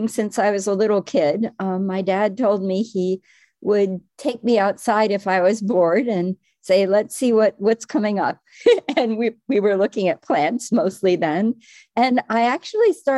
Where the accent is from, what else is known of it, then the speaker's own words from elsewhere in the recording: Midwest, United States; moved away as an adult; also born or lived in Cambridge, Massachusetts / Madison, Wisconsin; now in Connecticut, United States; I was from the Midwest